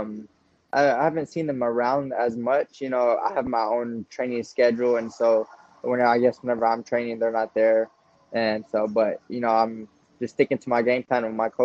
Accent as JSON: {"language": "English", "region": "Texas", "country": "United States", "said": "we're both from Texas"}